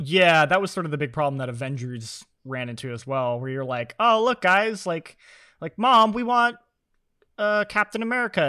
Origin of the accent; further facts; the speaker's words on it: Vermont, United States; I'm from Vermont, uh, the home of Burton